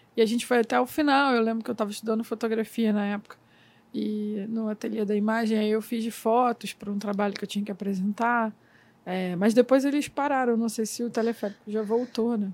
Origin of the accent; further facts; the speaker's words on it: Miguel Pereira, Rio de Janeiro, Brazil; also born or lived in Nova Iguaçu; now in Rio de Janeiro, Brazil; Eu cresci no interior do Rio de Janeiro, numa cidade chamada Miguel Pereira. Né? Eu nasci em Nova Iguaçu, mas fui criada em Miguel Pereira.